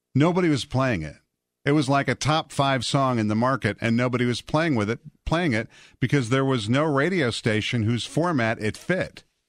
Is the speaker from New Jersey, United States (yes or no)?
no; Portage, Wisconsin, United States; I grew up in a town called Portage, Wisconsin.